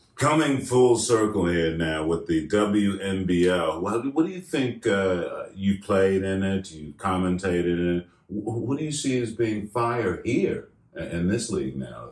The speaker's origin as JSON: {"language": "English", "country": "United States", "said": "being an American"}